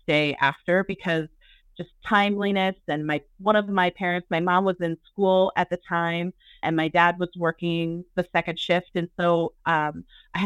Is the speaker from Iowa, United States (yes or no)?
yes; Southeast Iowa, United States; moved away as an adult; also born or lived in Arizona; I am from Iowa, grew up in Southeast Iowa